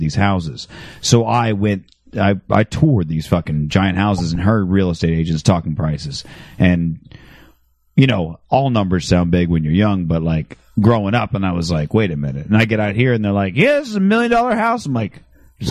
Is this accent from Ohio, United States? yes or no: no; Phoenix, Arizona, United States; Phoenix, growing up in Phoenix